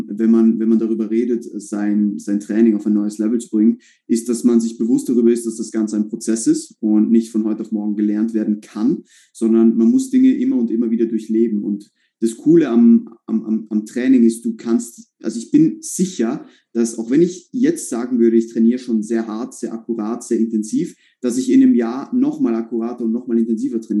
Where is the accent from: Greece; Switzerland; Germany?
Switzerland; now in Vienna, Austria; bin ursprünglich Schweizer, ja, so wie Samuel auch, ähm, wohne aber seit eineinhalb Jahren in Wien bin hierher gezogen